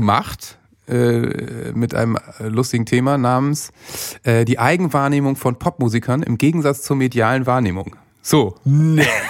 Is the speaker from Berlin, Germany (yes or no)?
no; Worpswede, Lower Saxony, Germany; moved away as an adult; also born or lived in Bremen; ich bin in Bremen geboren, weil in Worpswede gibt es nicht mal ein Krankenhaus. Ja. Aber bin natürlich in Worpswede aufgewachsen und bin da äh, mit 20 weggezogen